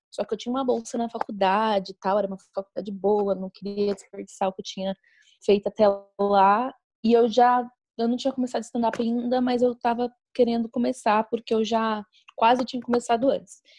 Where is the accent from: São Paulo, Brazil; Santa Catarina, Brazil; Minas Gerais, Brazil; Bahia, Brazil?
Minas Gerais, Brazil; accent: Mineiro; Ah, aqui também eu, eu, eu não tenho um sotaque totalmente mineiro.